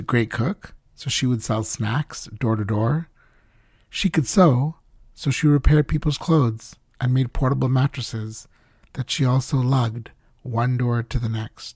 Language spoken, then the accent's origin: English; Mbeya, Tanzania; when I was a kid growing up in Beya, Tanzania, a beautiful hill town in the southwest of the country